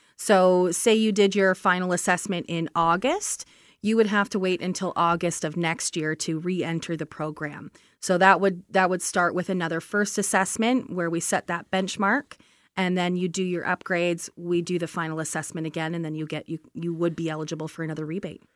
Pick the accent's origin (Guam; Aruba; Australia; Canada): Canada; Brantford, Ontario; I come from Brantford